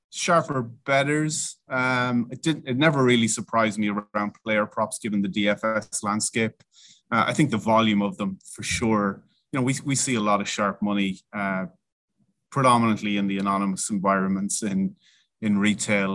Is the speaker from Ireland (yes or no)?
yes; Ireland; I am Irish